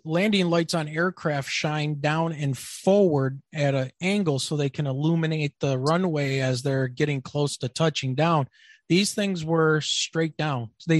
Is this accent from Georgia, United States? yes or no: no; Mount Clemens, Michigan, United States; moved away; Because I grew up in Mount Clemens, so I grew up in the shadow of Selfridge, and seeing back in the day it was F-4s and A-7s, and then I ended up moving out of the area when they ended up getting the F-16s.